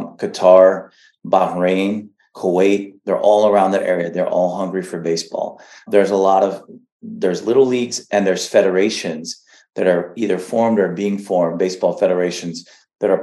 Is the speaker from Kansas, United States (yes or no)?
no; Texas, United States; I was born in Texas